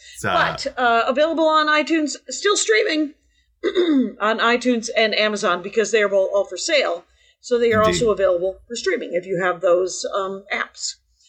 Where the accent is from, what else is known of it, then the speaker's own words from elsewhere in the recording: Simi Valley, California, United States; born there; nope, I was born in the Simi Valley.